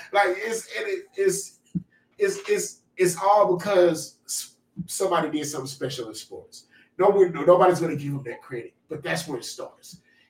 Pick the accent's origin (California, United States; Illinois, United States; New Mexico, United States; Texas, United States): Texas, United States; Waco; I'm from Waco.